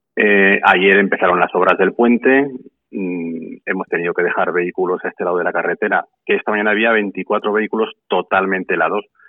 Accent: Santa Eulalia de Gállego, Aragon, Spain; Santa Eulalia es un pueblo pequeño. Estamos en la provincia de Zaragoza

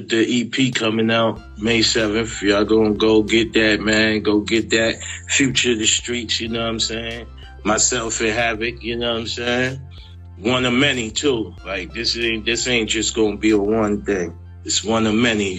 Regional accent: New York City, New York, United States; I'm from South Jamaica, Queens

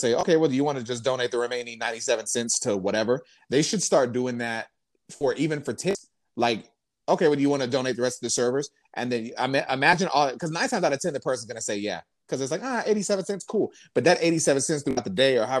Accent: Lubbock, Texas, United States; moved away; I come from Lubbock, Texas

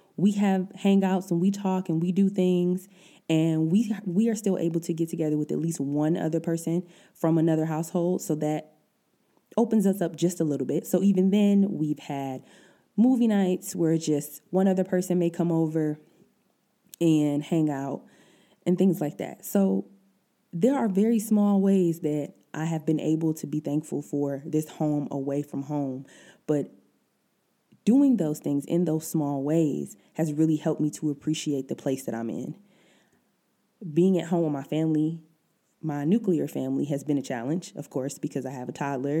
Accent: Detroit, Michigan, United States; moved away as an adult; now in Germany; I'm originally from Detroit, all my family's back there

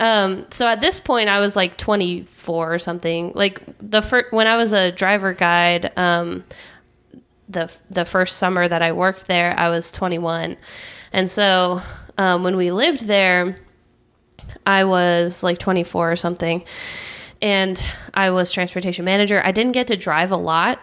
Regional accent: California, United States; I'm from California

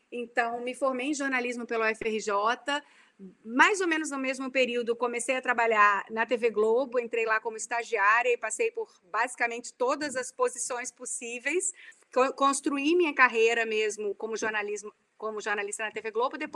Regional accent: Vitória, Espírito Santo, Brazil; moved away as an adult; also born or lived in Rio de Janeiro; eu sou nascida em Vitória, no Espírito Santo. Minha família está toda lá ainda. Eu volto bastante lá.

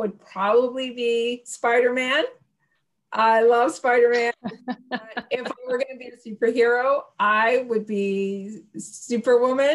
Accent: Canada; We're Canadian

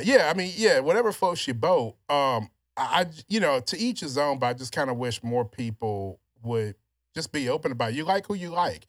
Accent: Louisiana, United States; also born or lived in Houston, Texas; now in Texas, United States; all my life growing up in Louisiana

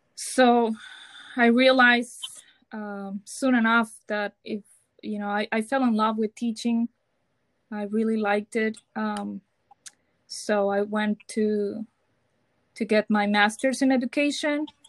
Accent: Mazatlán, Sinaloa, Mexico; English is a second language; moved away as an adult; also born or lived in Tijuana, Mexico; now in Sacramento, United States; I am from Mexico, from Mazatlan, Sinaloa and I moved here with my husband in 2016

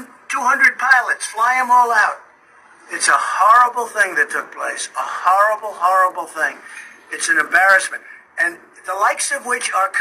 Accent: New York City, New York, United States; when I was growing up in Brooklyn and Queens

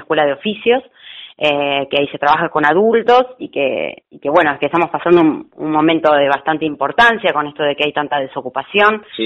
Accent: La Plata, Buenos Aires Province, Argentina; Yo soy de acá de La Plata

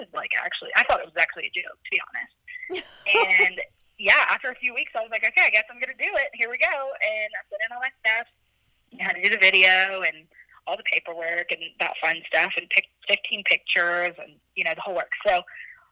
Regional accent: South Carolina, United States; moved away as an adult; also born or lived in Louisville, Kentucky; I actually grew up in South Carolina, lived there my whole life, went to high school

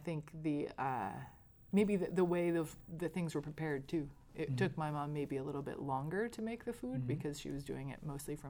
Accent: outside of Chicago, Illinois, United States; I grew up outside of Chicago

